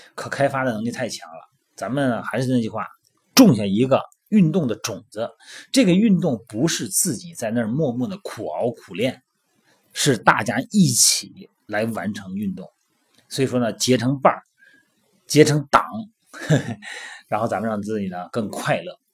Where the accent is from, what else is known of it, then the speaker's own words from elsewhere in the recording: Shandong, China; 我们小时候啊，捉迷藏、跳皮筋儿，还有我们那个小时候还有什么叫背鞋底，我们山东那边儿